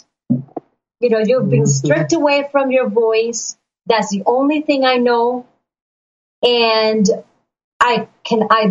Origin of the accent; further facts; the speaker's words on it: Puerto Rico; now in Florida, United States; I was born and raised in Puerto Rico